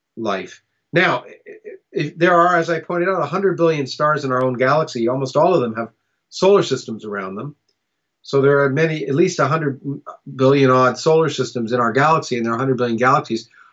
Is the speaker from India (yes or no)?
no; Canada; also born or lived in United States; I was born in the United States, but I grew up in Canada